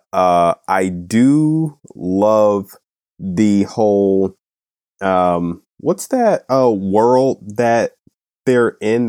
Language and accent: English; United States; I was born and raised in America and not Wakanda.